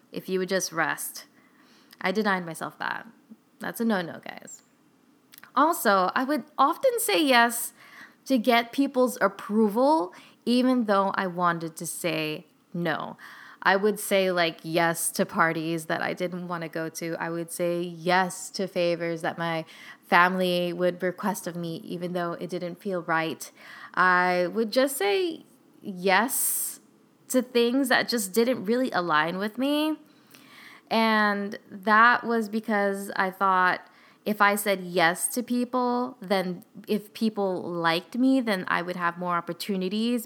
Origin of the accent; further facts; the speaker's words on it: California, United States; We're both from California